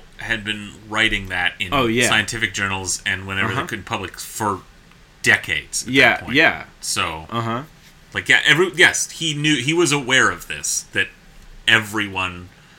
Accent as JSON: {"language": "English", "town": "Seattle", "region": "Washington", "country": "United States", "said": "but I'm from Seattle and I am here to demonize the successful."}